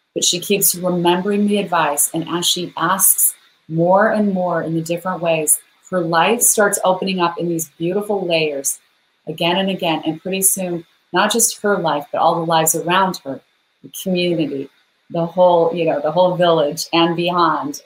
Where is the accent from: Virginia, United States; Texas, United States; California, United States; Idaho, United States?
Idaho, United States; I'm a girl from Idaho.